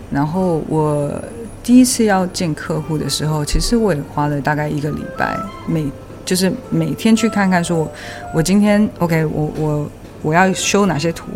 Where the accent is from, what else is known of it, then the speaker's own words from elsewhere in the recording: Taiwan; moved away as an adult; now in United Kingdom; 我在怎么样在台湾长大的，我的所有的朋友、家人也还是都在台湾嘛